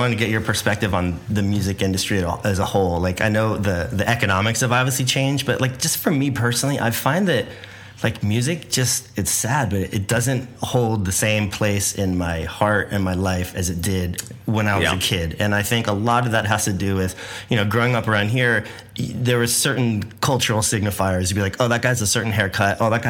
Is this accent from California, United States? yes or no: yes; Santa Barbara, California, United States; there was so much of that, like growing up in Santa Barbara.